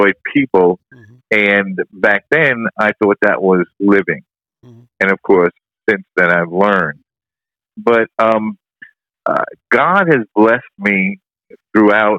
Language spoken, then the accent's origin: English; New York City, New York, United States; moved away as an adult; now in Deltona, United States; I was raised in the Bronx in New York City